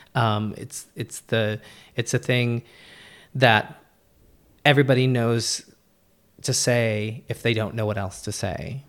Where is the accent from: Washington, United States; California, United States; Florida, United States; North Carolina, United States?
California, United States; me being Californian